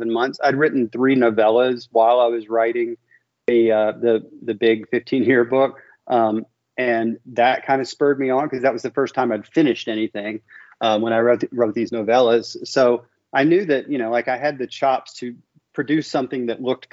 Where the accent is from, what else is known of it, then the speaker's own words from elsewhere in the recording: Memphis, Tennessee, United States; also born or lived in Miami; I'm born and raised in Memphis